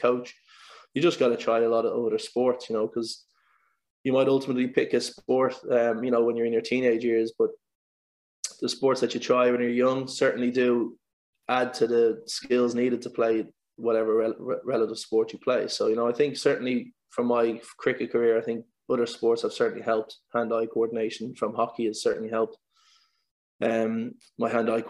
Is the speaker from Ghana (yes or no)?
no; Dublin, Leinster, Ireland; growing up in Sandymount, we've got a lot of sports clubs around there